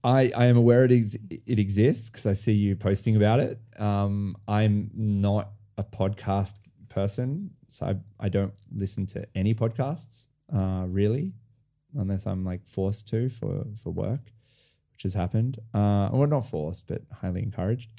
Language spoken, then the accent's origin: English; Sydney, New South Wales, Australia; moved away as an adult; also born or lived in France; now in Melbourne, Australia; I was born in Sydney, grew up in Sydney.